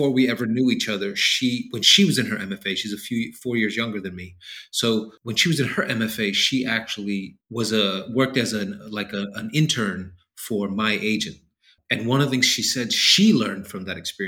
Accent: New York City, New York, United States; growing up in New York City

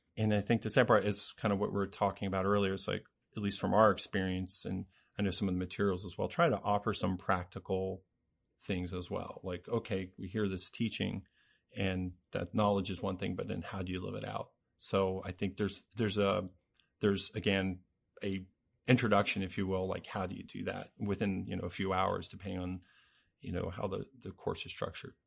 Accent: Cincinnati, Ohio, United States; now in Lancaster, United States; I'm from the Cincinnati area

